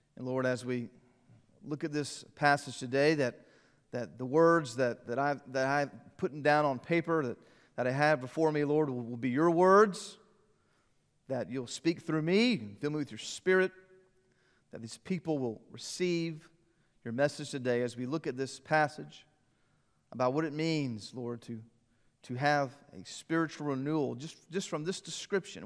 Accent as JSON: {"language": "English", "town": "Columbia", "region": "South Carolina", "country": "United States", "tie": "born or raised there", "said": "Growing up in Columbia, the Gamecock games"}